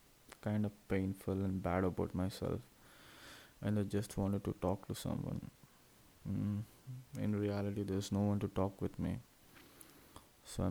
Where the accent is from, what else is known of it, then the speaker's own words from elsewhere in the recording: Hyderabad, Telangana, India; also born or lived in Tenali, Andhra Pradesh / Guntur, Andhra Pradesh / Chirala, Andhra Pradesh; now in Visakhapatnam, India; I'm from India, Andhra Pradesh state, and in there, a little place called Tenali. I was born over there, and I lived my life in Guntur, which is 21 kilometers away, till my fourth standard, and then I went to Hyderabad